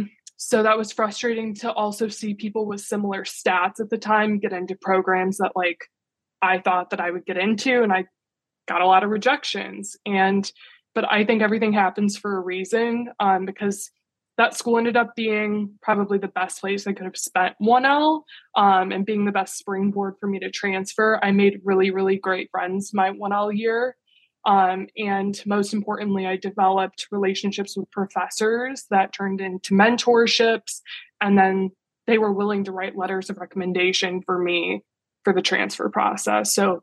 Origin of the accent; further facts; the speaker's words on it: Midwest, United States; So like I said, I'm from the Midwest originally.